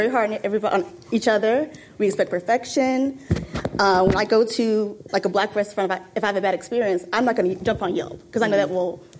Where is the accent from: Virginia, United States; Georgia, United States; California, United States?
Georgia, United States; Atlanta; I grew up in Atlanta.